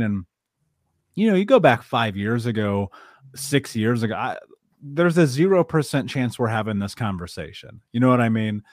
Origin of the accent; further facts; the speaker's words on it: Indianapolis, Indiana, United States; I grew up in Indianapolis, in Indiana, in the middle of America